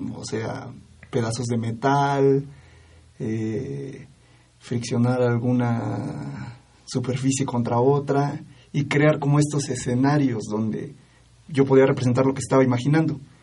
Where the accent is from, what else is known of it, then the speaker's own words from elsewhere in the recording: Oaxaca, Mexico; soy oaxaqueño